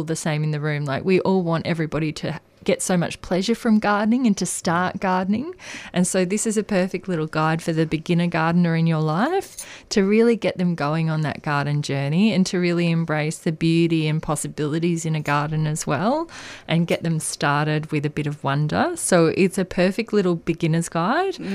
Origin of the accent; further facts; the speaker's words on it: Australia; as an Australian gardener